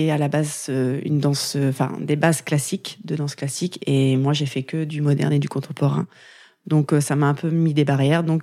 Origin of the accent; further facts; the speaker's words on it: Valognes, Normandy, France; en Normandie, mais pas à Granville. Je suis du Nord-Cotentin. Je suis née à Valogne, voilà, où j'ai fait euh, la plupart